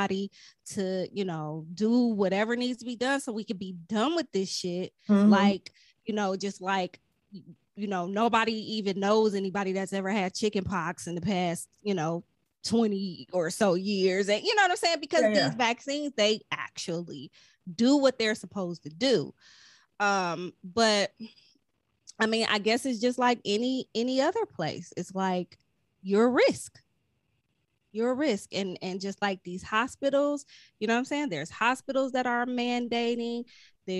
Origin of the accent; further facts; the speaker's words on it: Ohio, United States; I'm from Ohio.